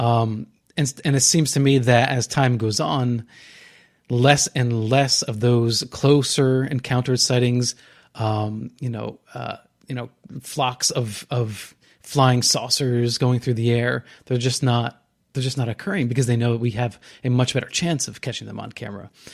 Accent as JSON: {"language": "English", "region": "New Jersey", "country": "United States", "tie": "born or raised there", "said": "growing up in New Jersey"}